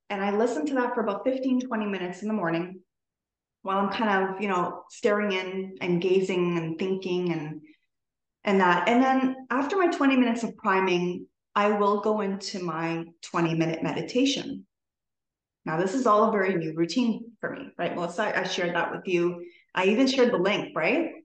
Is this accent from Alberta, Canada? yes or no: no; Toronto, Ontario, Canada; i'm from toronto canada